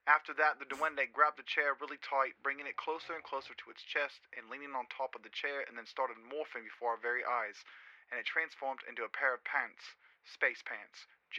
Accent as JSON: {"language": "English", "country": "Peru", "second_language": "English", "said": "I'm originally from Peru, so please forgive my grammar."}